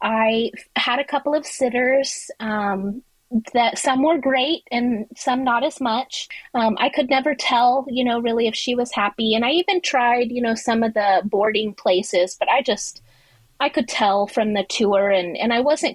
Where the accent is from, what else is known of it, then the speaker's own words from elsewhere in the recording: Dallas, Texas, United States; now in Houston, United States; I am from Houston, Texas, born and raised in Texas from the Dallas area